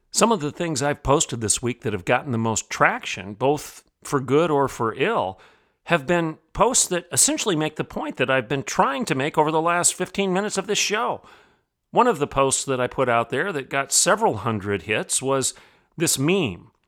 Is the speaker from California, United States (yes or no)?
no; Bartlesville, Oklahoma, United States; my hometown here of Bartlesville, Oklahoma